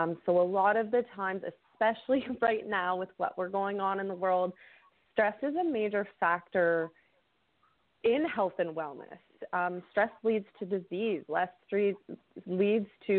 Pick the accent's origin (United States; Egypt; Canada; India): Canada; I actually live up in Canada